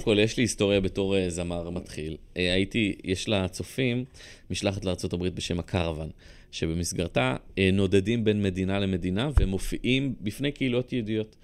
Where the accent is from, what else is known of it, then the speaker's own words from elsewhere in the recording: Rishon LeZion, Central District, Israel; also born or lived in Bat Yam; גדלתי בבת ים אה, כלום עד גיל שלוש, ואז עברנו לראשון